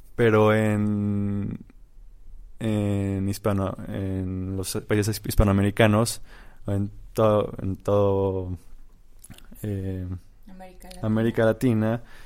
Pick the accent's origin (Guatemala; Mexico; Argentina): Mexico; soy eh, un mexicano de 25 años